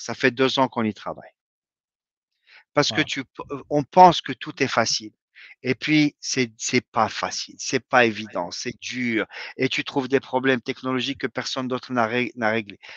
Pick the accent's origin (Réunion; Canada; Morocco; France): Morocco; moved away as an adult; also born or lived in Rabat; now in United States; j'ai quitté le Maroc en 92